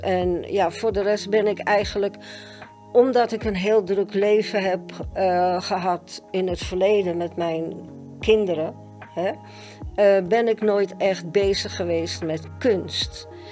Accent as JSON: {"language": "Dutch", "town": "Amsterdam", "region": "North Holland", "country": "Netherlands", "tie": "born or raised there", "said": "Ik ben geboren en getogen in Amsterdam"}